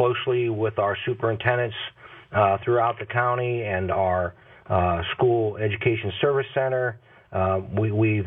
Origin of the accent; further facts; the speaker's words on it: Massillon, Ohio, United States; I'm originally from Maslin. That's my hometown